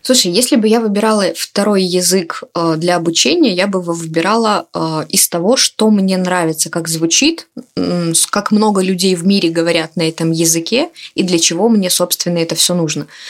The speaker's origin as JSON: {"language": "Russian", "region": "Minsk", "country": "Belarus", "said": "я из Минска"}